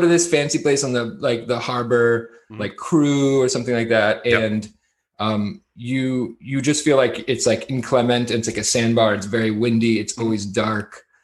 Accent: Martha's Vineyard, Massachusetts, United States; moved away as an adult; also born or lived in Mexico; growing up on Martha's Vineyard, living in Mexico

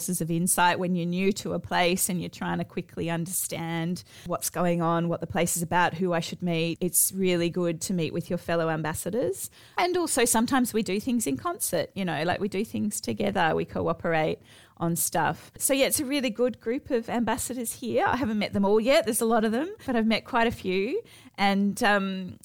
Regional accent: Australia; moved away as an adult; now in Athens, Greece

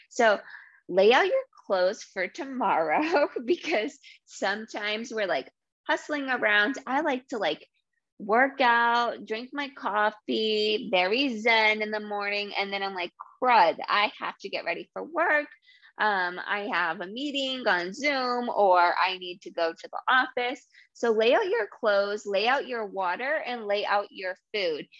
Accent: New England, United States; accent: New England; also born or lived in Massachusetts; I grew up in Rhode Island and Massachusetts.

